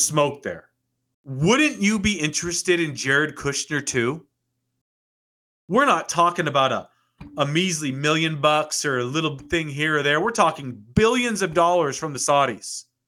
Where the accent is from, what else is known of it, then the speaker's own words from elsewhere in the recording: United States; I learned it from being an American. I learned it from living in the greatest country the world's ever seen, the United States of America